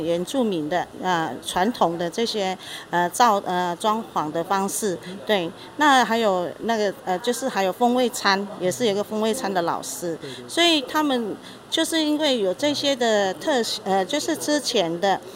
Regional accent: Taiwan; 我们布农族

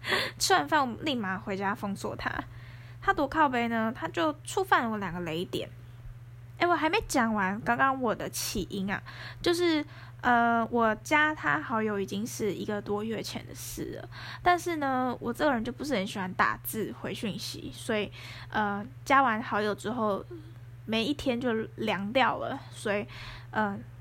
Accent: Taoyuan, Taiwan; 因为我是桃园人，然后我住在市区附近

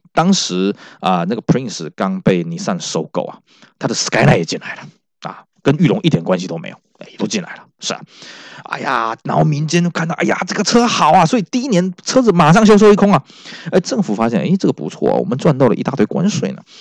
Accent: Taiwan; 我们台湾这边的讲法

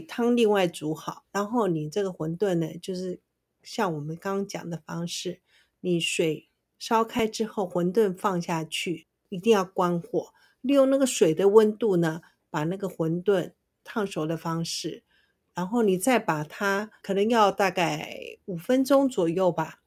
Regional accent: Taiwan; 我们本省人

